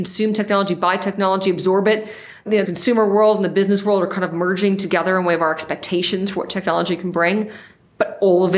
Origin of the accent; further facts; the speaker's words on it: United States; I'm from New York